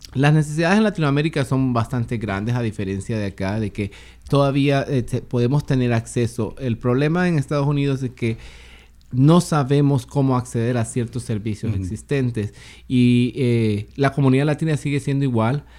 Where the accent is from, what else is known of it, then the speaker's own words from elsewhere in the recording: Honduras; moved away as an adult; also born or lived in Tacoma, Pierce County, United States; now in Seattle, United States; Soy originario de Honduras